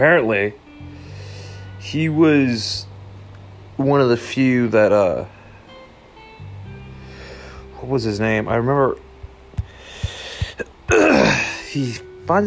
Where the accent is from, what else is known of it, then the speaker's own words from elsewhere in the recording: Canada; I'm not even American, I'm Canadian